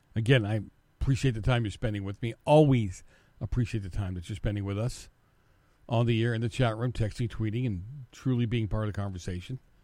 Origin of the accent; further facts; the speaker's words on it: Massachusetts, United States; moved away; my home state, Massachusetts